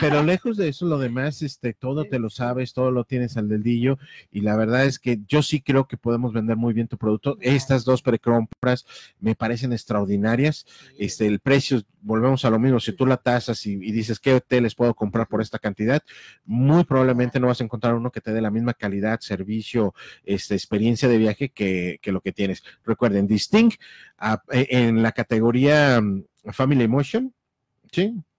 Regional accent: Mexico; como mexicanos

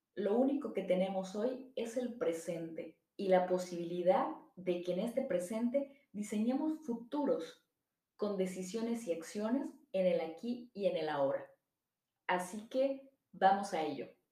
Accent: Mexico; somos mexicanos, católicos, americanistas, priistas, porque de esa manera se identifica nuestra familia

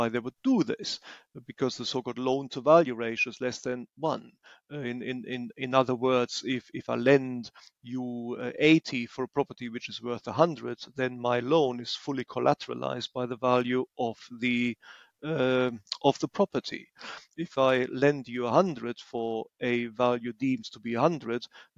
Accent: Germany; moved away as an adult; now in England, United Kingdom; I was born in Germany and lived there for decades

